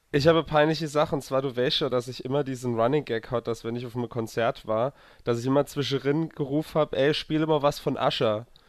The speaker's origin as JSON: {"language": "German", "area": "near Zweibrücken", "region": "Rhineland-Palatinate", "country": "Germany", "tie": "born or raised there", "moved": "yes", "said": "das war so eine der Nähe von Zwerbricke. Und äh, deswegen bin ich an die Heimat gefahren"}